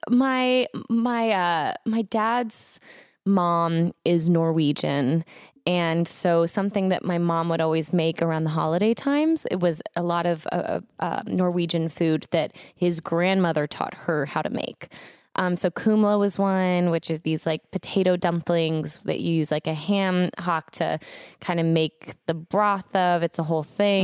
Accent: Florida, United States; now in Los Angeles, United States; I was growing up in Florida

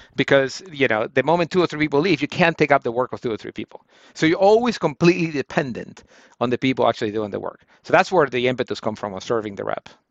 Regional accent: Guayaquil, Guayas, Ecuador; moved away as an adult; now in United States; I'm from uh, Guayaquil, Ecuador. It's uh, it's it's a portal town

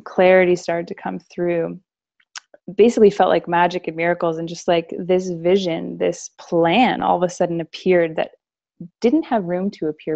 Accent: Canada; moved away as an adult; now in United States; I grew up in Canada, but I'm living in America

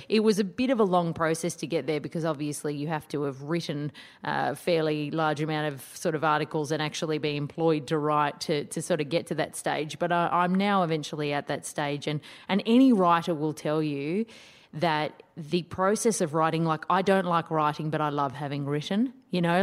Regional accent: Sydney, New South Wales, Australia; in Sydney, my hometown

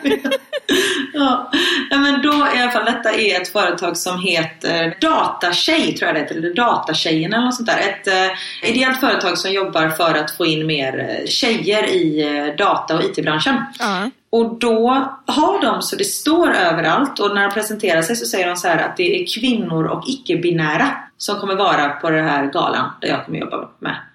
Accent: Sweden; moved away; hemma i Sverige på förskolan

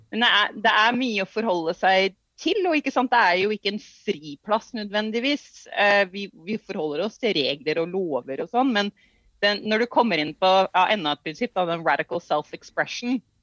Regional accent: Norway; Vi kommer fra Norge

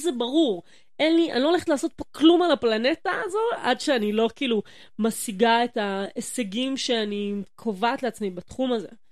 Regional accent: Yehud, Central District, Israel; moved away as an adult; also born or lived in Jerusalem; ואני כולה ביהוד

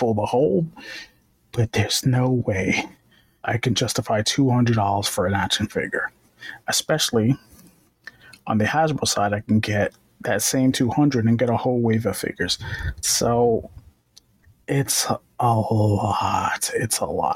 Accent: New York, United States; I'm from New York

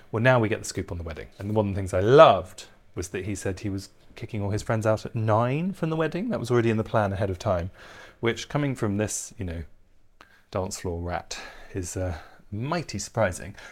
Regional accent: England, United Kingdom; I'm English

